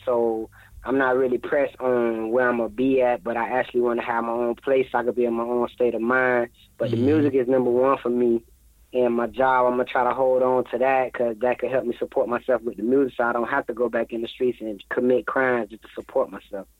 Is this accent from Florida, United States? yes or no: yes; Florida, United States; I'm from Florida